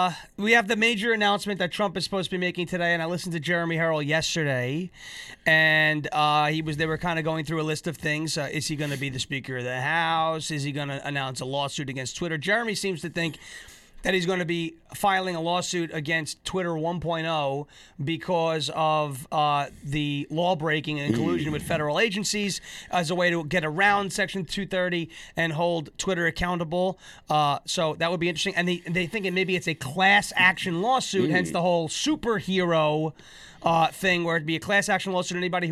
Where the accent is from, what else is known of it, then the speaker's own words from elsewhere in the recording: Puerto Rico; I was raised in Puerto Rican.